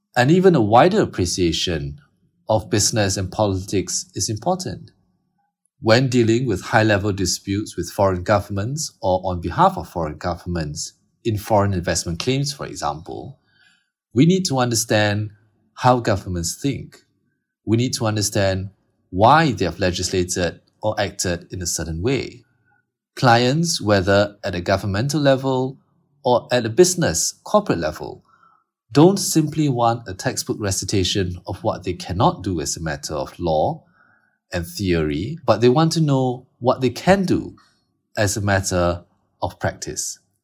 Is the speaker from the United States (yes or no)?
no; Singapore